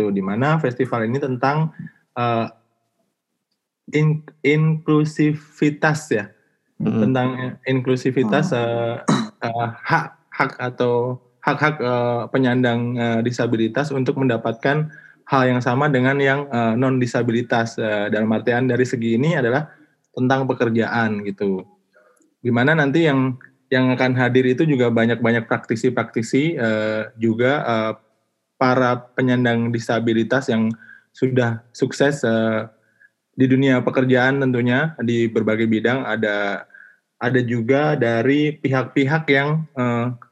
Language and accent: Indonesian; Yogyakarta, Special Region of Yogyakarta, Indonesia; nah, di daerah saya tuh di di Jogja itu eh, rata-rata kalau yang nggak ngerti info itu mereka bekerjanya ya bekerja dengan tenaga gitu